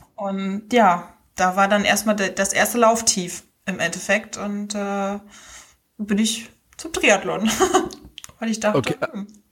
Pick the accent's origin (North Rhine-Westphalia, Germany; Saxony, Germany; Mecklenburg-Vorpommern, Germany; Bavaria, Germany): Mecklenburg-Vorpommern, Germany; Rostock; accent: North German; moved away as an adult; also born or lived in Hamburg / Berlin; wie man schon hört, komme ich aus Norddeutschland. Ich äh, wohne seit April wieder in Rostock in meiner Heimatstadt